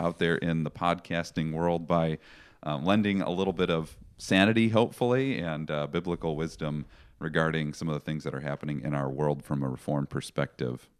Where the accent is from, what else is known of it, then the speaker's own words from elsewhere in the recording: Chicago, Illinois, United States; moved away as an adult; also born or lived in Vancouver, Canada / Bellingham, Washington / Sumas, Washington; I was born and raised in the Chicago area